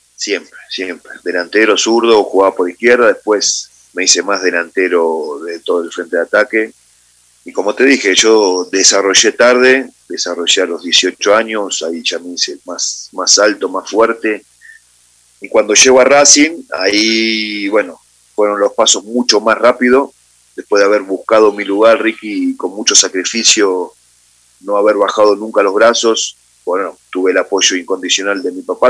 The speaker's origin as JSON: {"language": "Spanish", "region": "Buenos Aires", "country": "Argentina", "tie": "born or raised there", "also_born_or_lived": "Madrid, Spain", "moved": "as an adult", "lives_now": "Ecuador", "said": "yo nací en Capital Federal, en Buenos Aires, Argentina, en eh, el año 75"}